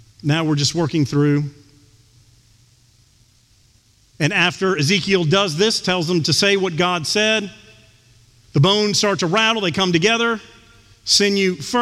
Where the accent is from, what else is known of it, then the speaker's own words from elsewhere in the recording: Houston, Texas, United States; growing up in Texas